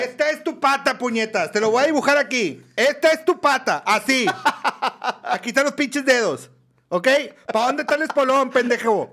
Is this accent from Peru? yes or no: no; Mexico; los mexicanos así somos